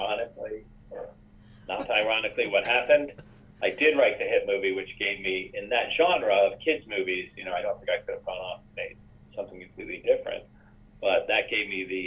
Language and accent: English; New York, United States; moved away; I was from New York. So when people asked me, where are you from? I say, New York